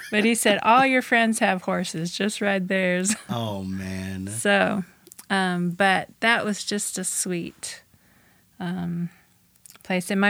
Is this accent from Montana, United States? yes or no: yes; Bozeman, Montana, United States; born or raised there; also born or lived in Saskatchewan, Canada